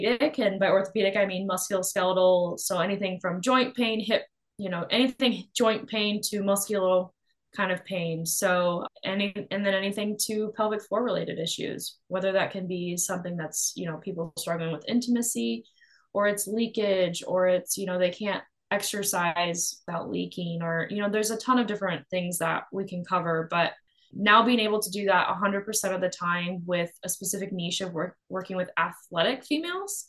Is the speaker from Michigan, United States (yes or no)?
no; Iowa, United States; I'm from the Midwest. I grew up born and raised in Iowa